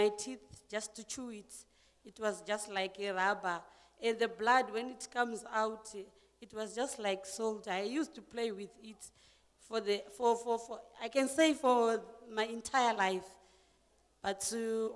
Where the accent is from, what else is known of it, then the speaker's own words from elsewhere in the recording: Zimbabwe; also born or lived in Bronkhorstspruit, Pretoria; now in Pretoria, South Africa; I'm originally from Zimbabwe, but I stay in Bronkhorstspruit here in Pretoria.